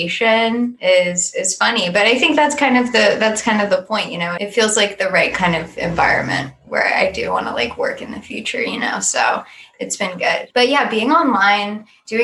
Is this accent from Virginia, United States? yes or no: yes; Northern Virginia, United States; also born or lived in California; now in Richmond, United States; I grew up in Virginia. I'm from Nova, Northern Virginia, along with Sky.